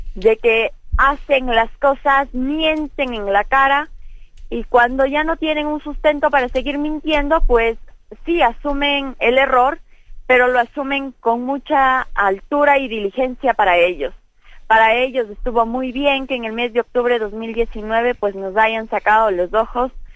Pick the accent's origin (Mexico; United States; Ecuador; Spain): Ecuador; nosotros como pueblo ecuatoriano